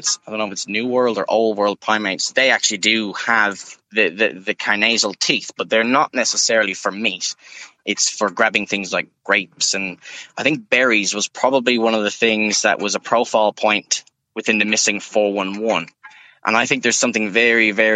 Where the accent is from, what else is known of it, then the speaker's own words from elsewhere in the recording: Ireland; now in Woodridge, Australia; I'm from Ireland and I've been all over.